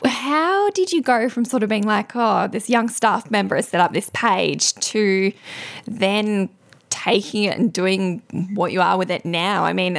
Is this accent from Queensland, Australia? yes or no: no; Albury, New South Wales, Australia; her business, which is in Albury Wodonga, my hometown